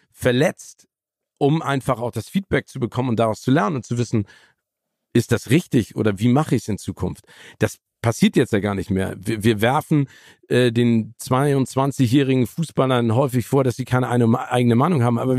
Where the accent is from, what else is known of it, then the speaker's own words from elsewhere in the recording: Phoenix, Arizona, United States; born there; ich bin ja auch in Phoenix, Arizona geboren